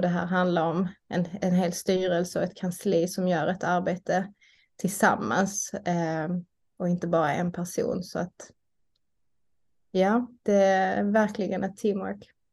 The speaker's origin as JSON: {"language": "Swedish", "town": "Malmö", "region": "Skåne", "country": "Sweden", "tie": "born or raised there", "said": "bor jag i Malmö där jag är uppvuxen"}